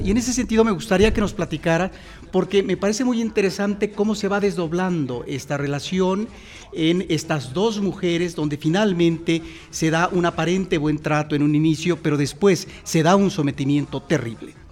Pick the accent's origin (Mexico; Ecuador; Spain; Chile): Mexico; los mexicanos tenemos que regresar constantemente a eso que es la memoria de lo que sucede en nuestro país